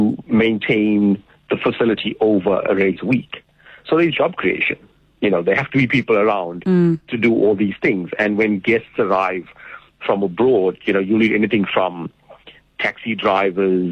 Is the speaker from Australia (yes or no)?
no; South Africa; also born or lived in Cape Town